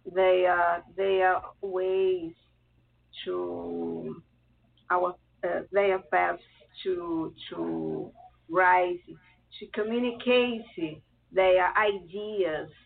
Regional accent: Rio de Janeiro, Brazil; English is a second language; also born or lived in Italy; I was born in Italy, but I'm still a kid. My parents moved along to Brazil, where I'm living and working for a long time. So I'm nowadays a Brazilian

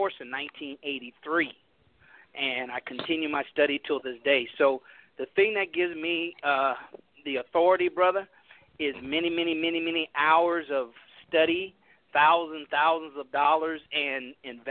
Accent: California, United States; moved away as an adult; also born or lived in San Francisco / Houston, Texas; I grew up middle class black in California, integrated.

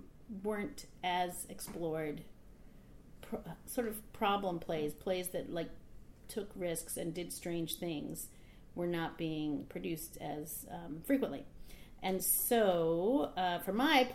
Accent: Hermosa Beach, California, United States; now in New York, United States; I grew up in Hermosa Beach, California, and I have a whole big family there

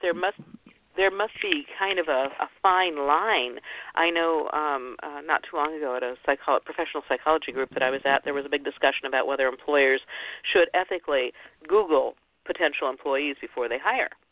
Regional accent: Ohio, United States; I was born and raised in the Midwest in Ohio

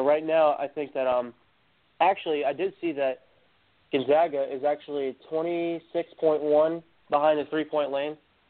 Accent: North Carolina, United States; Actually, I was born in Tar Heel Nation

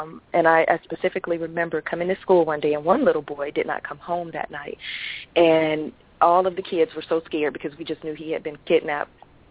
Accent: Atlanta, Georgia, United States; When I think of that now, it's to me all I ever knew, and never really left the city until I became an adult.

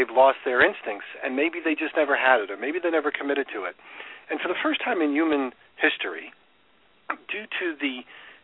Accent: New York, United States; moved away as an adult; also born or lived in Chicago; now in Florida, United States; I grew up in New York

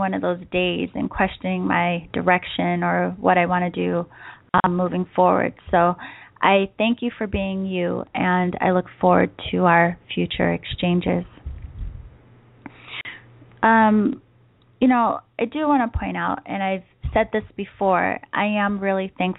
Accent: East Coast, United States; now in San Diego, United States; I grew up on the East Coast

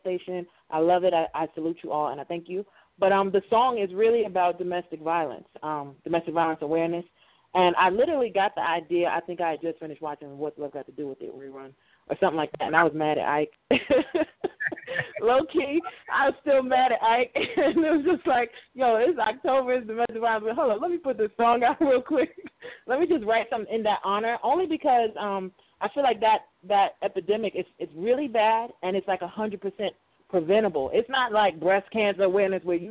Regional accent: New York City, New York, United States; I'm from Brooklyn, New York

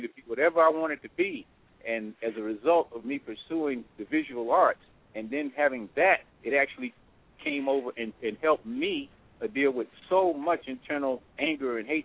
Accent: New York City, New York, United States; I came from the South Bronx

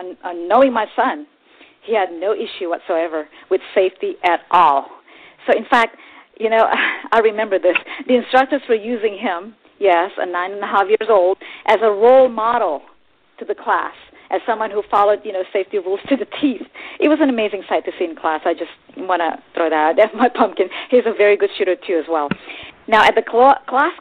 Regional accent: Texas, United States; I grew up in Texas since I was a little kid.

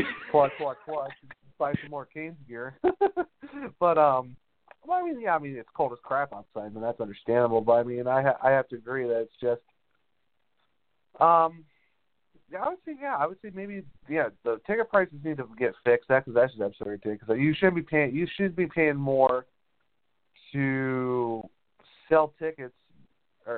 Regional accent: Ohio, United States; now in North Carolina, United States; I'm originally from Ohio

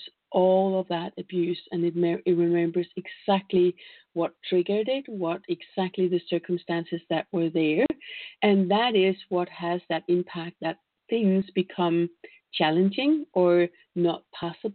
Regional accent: Denmark; I come from Denmark

